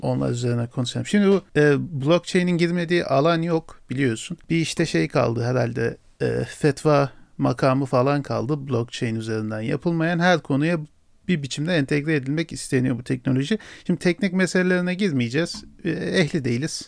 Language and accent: Turkish; Turkey